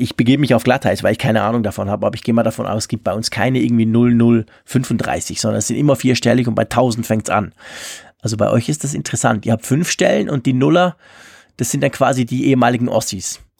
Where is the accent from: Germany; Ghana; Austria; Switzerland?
Switzerland; als Schweizer